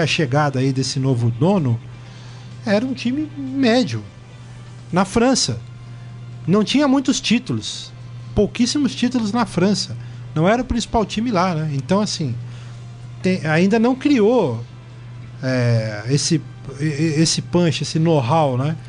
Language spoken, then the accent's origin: Portuguese; Brazil; a gente, como brasileiro